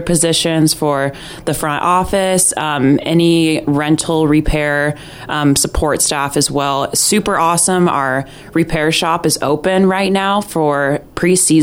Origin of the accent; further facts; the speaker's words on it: Bend, Oregon, United States; now in Juneau, United States; I am originally from Bend, Oregon